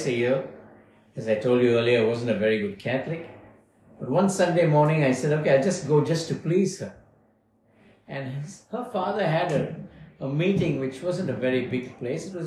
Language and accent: English; Bangalore, Karnataka, India; moved away as an adult; now in Melbourne, Australia; I was born in Bangalore, South India, 12th of December, 1950. And spent some time there